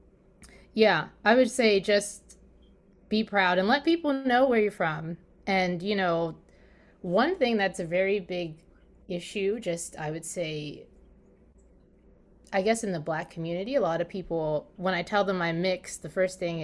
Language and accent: English; Maryland, United States; I'm from Maryland